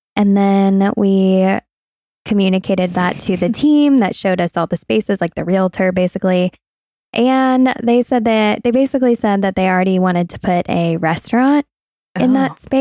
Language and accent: English; Vermont, United States; now in Louisville, United States; I was born in Vermont